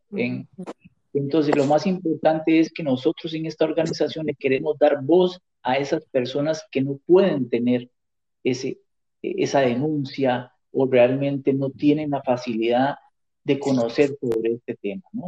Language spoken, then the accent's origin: Spanish; Costa Rica; moved away as an adult; now in New York, United States; yo estoy radicado en, Nueva York hace cuatro años y yo soy costarricense